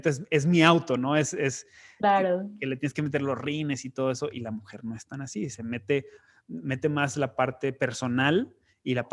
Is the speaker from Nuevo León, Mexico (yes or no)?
yes; Monterrey, Nuevo León, Mexico; soy de Monterrey